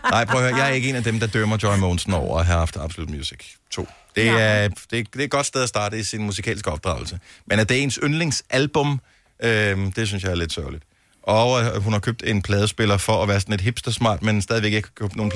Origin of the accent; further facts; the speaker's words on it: Horsens, Central Denmark Region, Denmark; now in Aalborg, Denmark; Jamen, jeg bor i øh, Aalborg Syd, Vise.